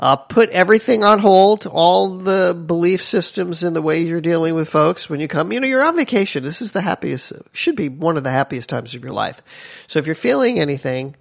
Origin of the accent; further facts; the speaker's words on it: East Coast, United States; moved away as an adult; now in Hawaii, United States; when I moved here, everybody knows I'm from the East Coast